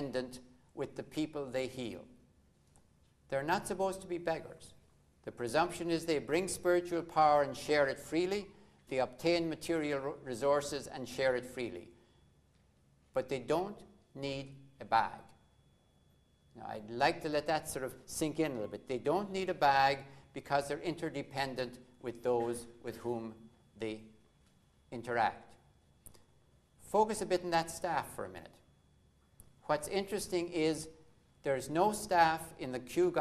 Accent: Ireland; growing up in Ireland

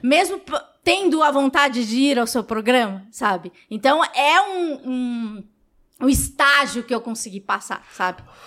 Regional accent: São Paulo, Brazil; Eu nasci no Capão Redondo

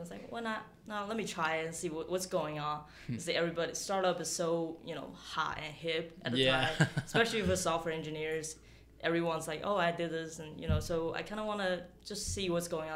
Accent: Huntsville, Alabama, United States; now in Atlanta, United States; I grew up in Huntsville, Rocky City.

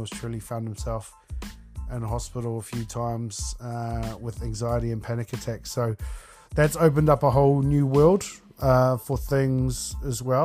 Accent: Taranaki, New Zealand; I am born and raised on the West Coast in Taranaki, Aotearoa, New Zealand.

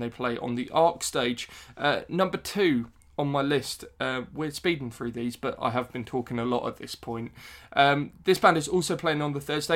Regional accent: West Sussex, South East England, United Kingdom; I'm from West Sussex originally

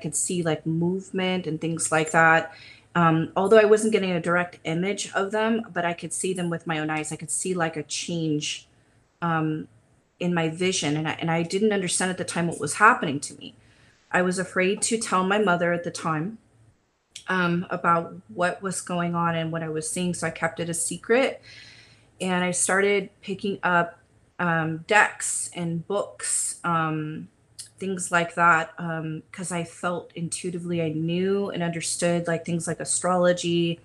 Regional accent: California, United States; also born or lived in Huntington Beach / Lakewood / Pasadena / Long Beach; I've been born and raised in California, so this is home. Right now I'm located in Huntington Beach, but I've been kind of all over, from Lakewood to Pasadena to Long Beach areas

